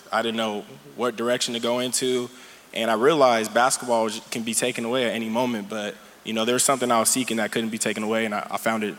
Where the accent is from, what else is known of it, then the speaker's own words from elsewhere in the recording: San Bernardino, California, United States; moved away as an adult; now in San Diego, United States; I'm from San Bernardino, California